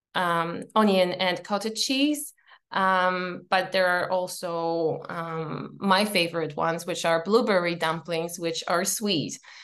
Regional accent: Poland; moved away as an adult; now in Edinburgh, United Kingdom; I am from Poland. I live in Edinburgh, in, in, in Scotland, and I have moved here five years ago

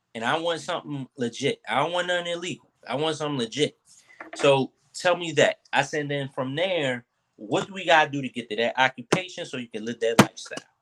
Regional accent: Philadelphia, Pennsylvania, United States; from North Philly

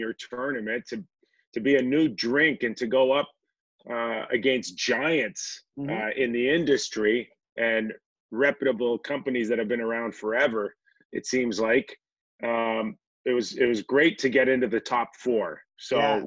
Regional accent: Toronto, Ontario, Canada; growing up in Toronto. My parents both immigrated from Greece

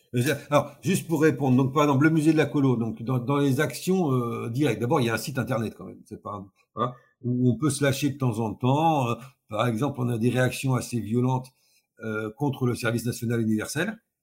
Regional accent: north of France, France; moved away as an adult; now in Nice, France; je, ne suis pas originaire de Nice, hein, je suis originaire du nord de la France. Je suis descendu en vacances quand j'avais 18 ans

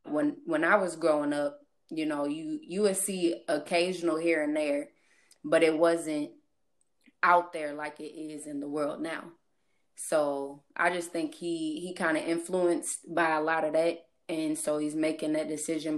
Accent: St. Charles, Missouri, United States; I am from St. Louis. Um more specific, St. Charles area, if y'all noticed my accent

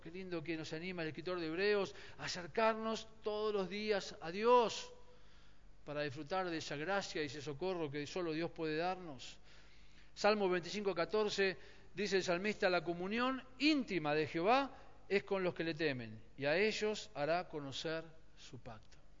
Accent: Argentina; Nosotros somos, Argentina es un país eh, profundamente católico en su mayoría

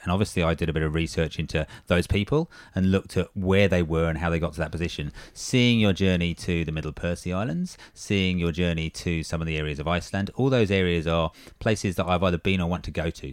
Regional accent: England, United Kingdom; now in Australia; as an Englishman

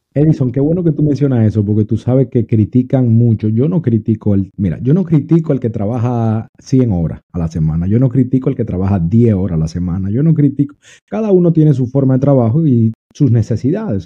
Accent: Dominican Republic; also born or lived in New York, United States; now in Florida, United States; Yo soy dominicano, pero vivo en la Florida ya en Estados Unidos hace un tiempo eh, viví en Nueva York

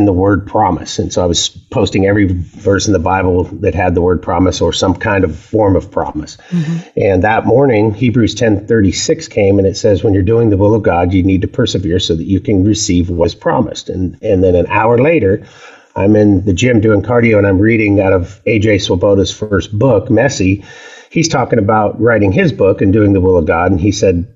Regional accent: the Northwest, Pacific Northwest, United States; I'm a native. I was raised up here in the Northwest

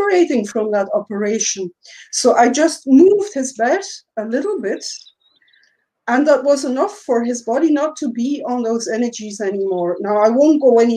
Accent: Belgium; I'm from Belgium

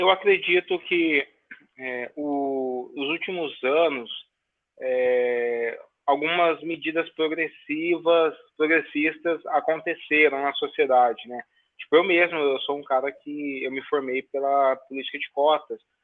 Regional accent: Brazil; Eu nasci no Brasil que não criminalizavam o racismo, que nasciam em oitenta e seis

